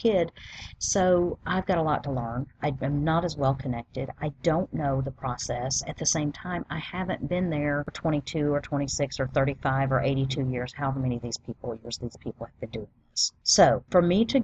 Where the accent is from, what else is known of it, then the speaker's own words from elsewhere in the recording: the South, United States; I'm just from the South